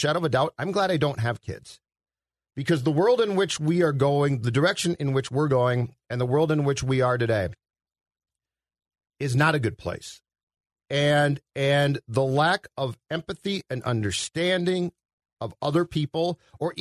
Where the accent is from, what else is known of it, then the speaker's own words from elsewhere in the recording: Minnetonka, Minnesota, United States; I grew up in Minnetonka